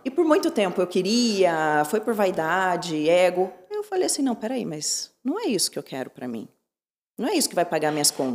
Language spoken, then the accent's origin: Portuguese; Curitiba, Paraná, Brazil; also born or lived in Santos, Brazil; Curitiba é a cidade onde eu me criei e onde eu pretendo ficar